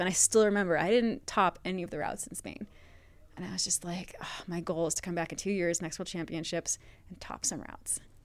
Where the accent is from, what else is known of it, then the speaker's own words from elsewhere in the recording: Bar Harbor, Maine, United States; moved away as an adult; also born or lived in Vermont; now in Colorado, United States; I was raised in Maine, So I grew up on the Maine coast